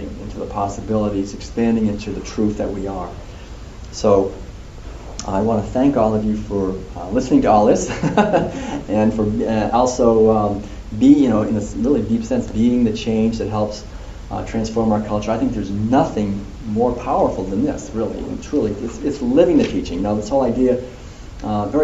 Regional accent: Concord, Massachusetts, United States; When I was a kid growing up in Concord, every April 19th, we would go down to the Old North Bridge

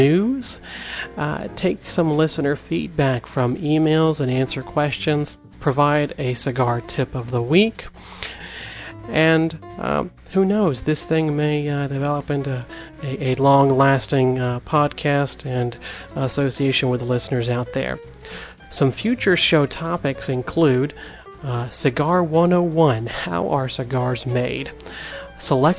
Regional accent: Arizona, United States; now in Georgia, United States; I am Hopi from Arizona, and I currently live in Georgia

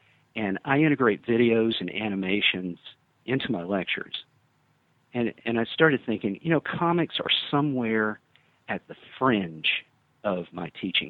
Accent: South Alabama, United States; I'm from South Alabama originally

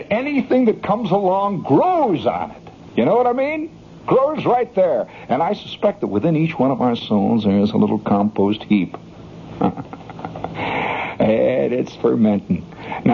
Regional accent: just outside of Chicago, Illinois, United States; moved away; I grew up just outside of Chicago, you know, and in Chicago, just outside, it's kind of a suburb.

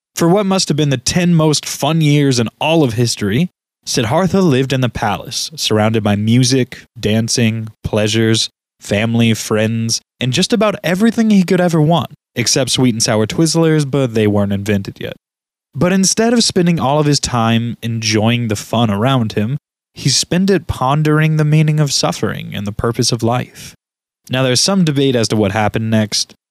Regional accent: United States; As an American

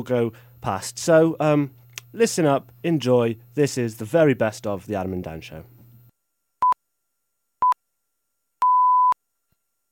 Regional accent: Wales, United Kingdom; As a Welshman, I am

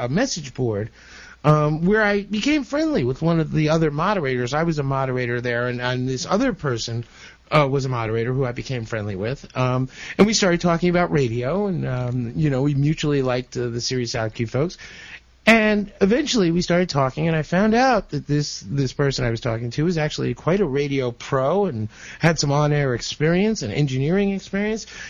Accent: New Jersey, United States; also born or lived in Brooklyn, New York; I was born in Brooklyn, but my parents uh, moved out here to Jersey, to New Jersey, uh, when you know back in the mid '60s

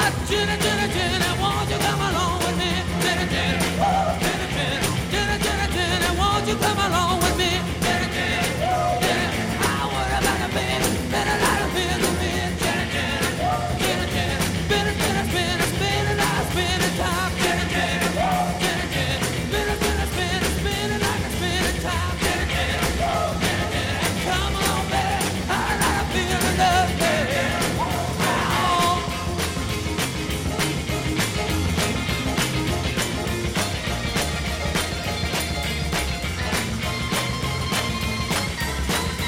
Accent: Detroit, Michigan, United States; I was a kid growing up in Detroit, and I was probably about 5 miles away from the Grandy Ballroom.

